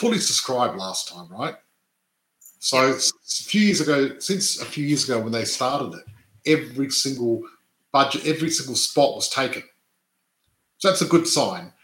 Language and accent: English; Adelaide, South Australia, Australia; I was born and grew up in Adelaide, born and raised in Adelaide, in the western suburbs